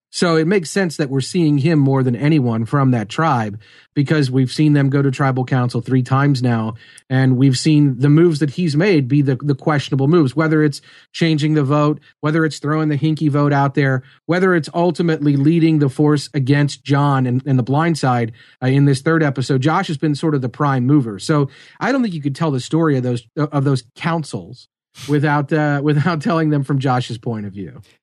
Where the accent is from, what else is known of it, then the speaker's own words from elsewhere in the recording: Melbourne, Kentucky, United States; I am from Melbourne, Kentucky